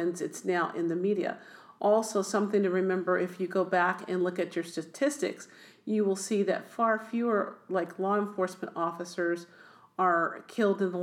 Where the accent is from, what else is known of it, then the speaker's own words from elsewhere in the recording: Oakland, California, United States; also born or lived in Berkeley, California; we moved to Oakland, California. In Oakland, I was raised in first a kind of a mixed neighborhood